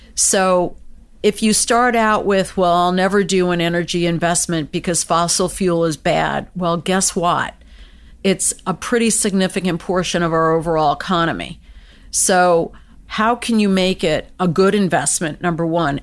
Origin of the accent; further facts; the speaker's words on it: United States; I was born and raised in the United States.